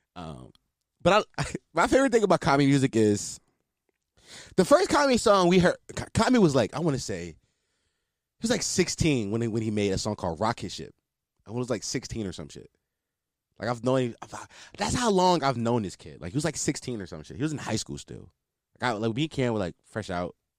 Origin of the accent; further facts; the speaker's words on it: Philadelphia, Pennsylvania, United States; I'm a Philadelphian, born and raised